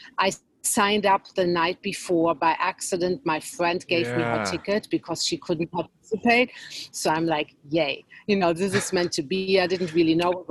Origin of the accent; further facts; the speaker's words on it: Germany; moved away; I had some interesting experiences growing up in Germany